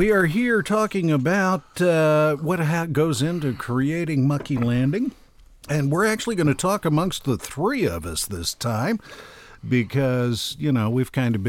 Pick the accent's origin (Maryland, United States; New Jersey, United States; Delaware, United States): Delaware, United States; Dover; I was born and raised in Dover, Delaware, and never managed to leave.